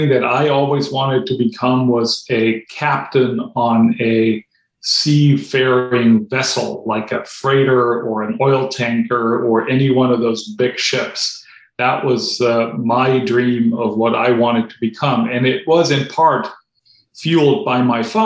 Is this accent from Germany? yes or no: yes; Germany; English is a second language; moved away as an adult; also born or lived in North Carolina; now in United States; I grew up in Germany, and when I was 16, I wanted to go abroad for a year and spend a year in North Carolina